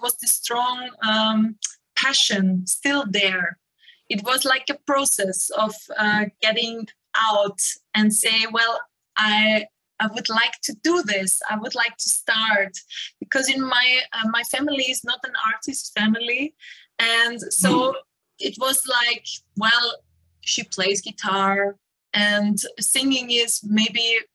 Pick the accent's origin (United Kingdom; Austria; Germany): Austria; Burgenland; now in Linz, Austria; I am actually based in Linz, but I was born in Burgenland. Close to the Hungarian border